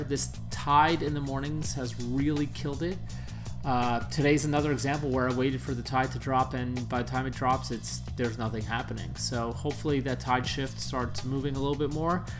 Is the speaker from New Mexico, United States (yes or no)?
no; New York, United States; moved away; growing up in New York